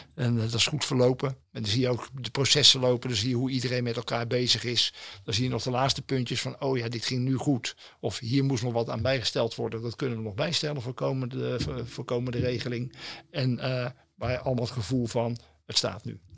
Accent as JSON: {"language": "Dutch", "town": "Rotterdam", "region": "South Holland", "country": "Netherlands", "tie": "born or raised there", "said": "Ik ben een jongen van de stad en eh, ik ben geboren in Delfshaven"}